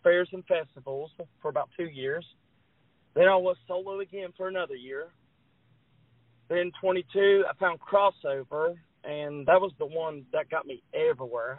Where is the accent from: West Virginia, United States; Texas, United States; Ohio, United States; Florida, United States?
West Virginia, United States; I'm from West Virginia